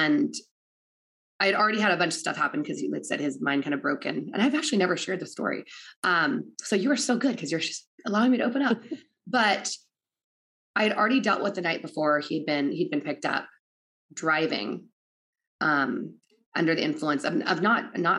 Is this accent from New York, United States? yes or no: no; Oregon, United States; I'm from Oregon.